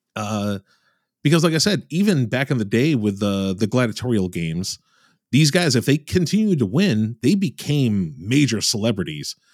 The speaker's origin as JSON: {"language": "English", "region": "Michigan", "country": "United States", "said": "I'm from Michigan"}